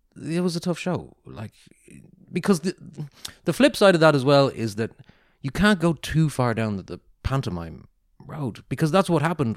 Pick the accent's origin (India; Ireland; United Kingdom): Ireland; moved away; also born or lived in Singapore; I'm so Irish.